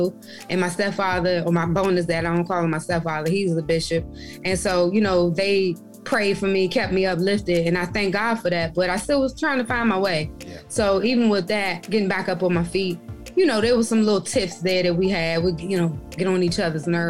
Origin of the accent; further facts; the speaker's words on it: Prince George's County, Maryland, United States; moved away as an adult; also born or lived in Augusta / Boston; Maryland, I grew up in Maryland. I'm a PG County girl all day, every day